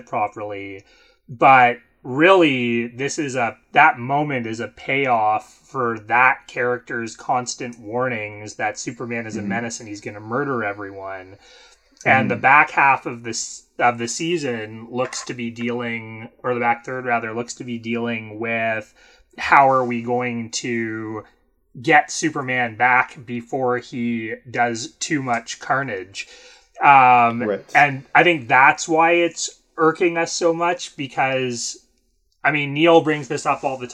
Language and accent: English; Canada; I'm Canadian.